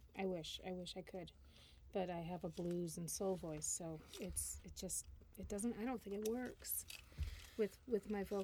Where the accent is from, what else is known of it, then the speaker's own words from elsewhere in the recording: Geneseo, New York, United States; moved away; I grew up in Geneseo for a few years